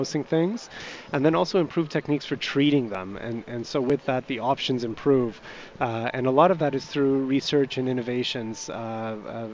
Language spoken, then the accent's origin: English; Ontario, Canada; moved away as an adult; now in Edmonton, Canada; I'm out from Ontario, and we moved here, and we've loved it